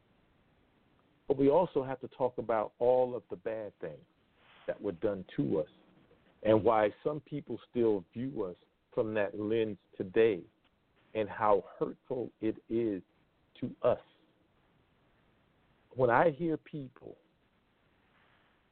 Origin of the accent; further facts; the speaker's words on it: the Jim Crow South, United States; growing up in the Jim Crow South, because it's still a part of me